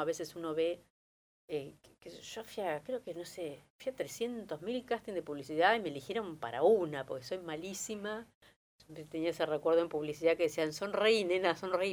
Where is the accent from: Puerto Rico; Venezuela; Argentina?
Argentina; now in Buenos Aires, Argentina; nací en Buenos Aires, pero me fui muy chico a La Barría, tenía un año